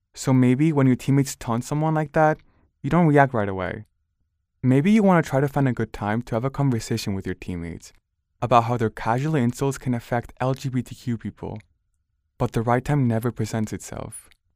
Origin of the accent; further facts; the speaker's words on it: Barcelona, Catalonia, Spain; now in United States; I grew up in Barcelona, a pretty diverse city where I saw many different kinds of people